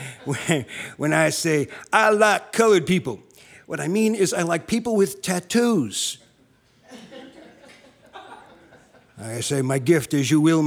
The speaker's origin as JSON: {"language": "English", "town": "South River", "region": "New Jersey", "country": "United States", "tie": "born or raised there", "moved": "yes", "lives_now": "California, United States", "said": "I came in from California, but I'm originally from the New York area."}